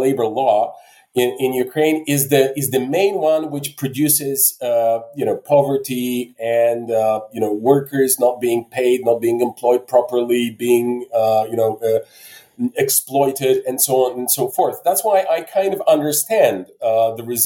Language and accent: English; Bulgaria; now in Poland; I'm originally from Bulgaria. Now I live in Poland